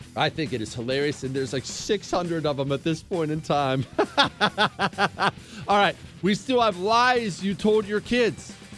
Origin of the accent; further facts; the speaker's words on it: Montana, United States; I grew up in Montana